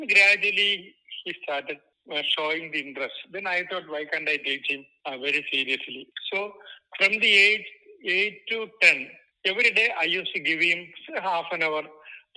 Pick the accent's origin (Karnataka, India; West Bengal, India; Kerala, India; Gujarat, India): Kerala, India; Thiruvananthapuram; I am from Trivandrum, which is the extreme southern part of India. You can say I'm from Kerala